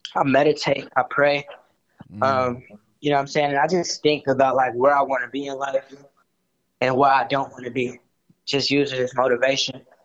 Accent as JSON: {"language": "English", "town": "Chicago", "region": "Illinois", "country": "United States", "tie": "born or raised there", "said": "I was born and raised in Chicago"}